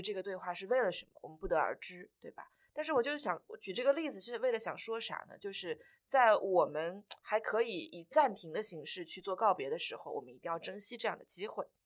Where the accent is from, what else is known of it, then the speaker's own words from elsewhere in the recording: Changzhou, Jiangsu, China; moved away as an adult; now in Shanghai, China; 我老家就是常州的